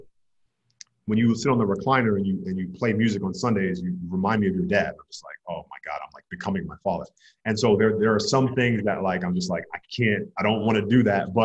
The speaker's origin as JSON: {"language": "English", "region": "New York", "country": "United States", "moved": "yes", "lives_now": "Los Angeles, United States", "said": "I'm from New York"}